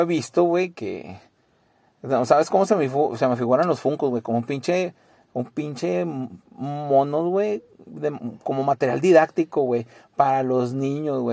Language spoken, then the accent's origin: Spanish; San Pedro Garza García, Nuevo León, Mexico; now in Santa Catarina, Mexico; yo nací en San Pedro